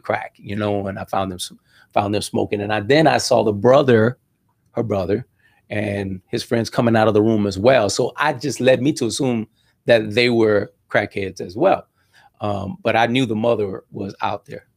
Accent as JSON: {"language": "English", "town": "Miami Gardens", "region": "Florida", "country": "United States", "tie": "born or raised there", "also_born_or_lived": "Cutler Ridge", "said": "we settled down in, in, in, in Ca, in, in Carroll City area, and, and that's where I grew up"}